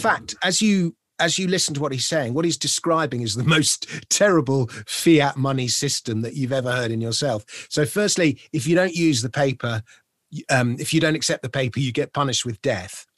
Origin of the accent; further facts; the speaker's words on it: London, United Kingdom; as a Londoner, someone in Britain